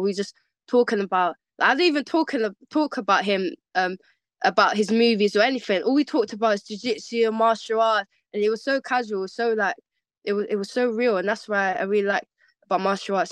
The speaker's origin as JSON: {"language": "English", "region": "London", "country": "United Kingdom", "tie": "born or raised there", "said": "I was born in London, born and raised West of London. Um, I'm from Shepherd's Bush"}